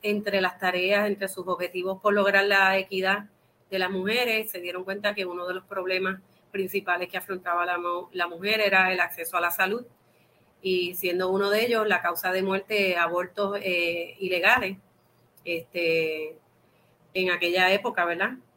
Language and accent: Spanish; Puerto Rico; nosotros somos una colonia de los Estados Unidos